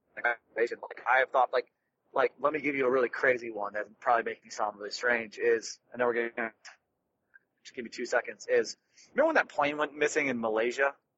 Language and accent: English; Detroit, Michigan, United States; someone who's born in Detroit